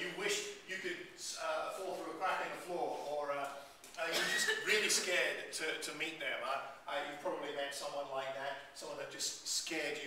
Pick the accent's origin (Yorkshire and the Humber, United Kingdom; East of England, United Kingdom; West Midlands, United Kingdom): East of England, United Kingdom; Luton; we are here in Watford, I was born in Luton.